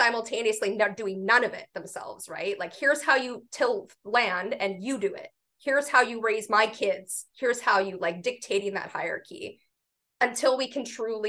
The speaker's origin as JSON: {"language": "English", "country": "Canada", "said": "as a Canadian."}